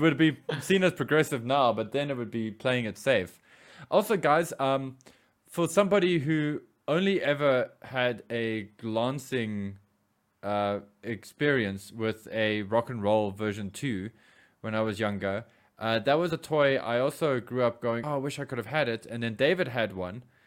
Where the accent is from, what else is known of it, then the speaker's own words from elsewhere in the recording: South Africa; we as South African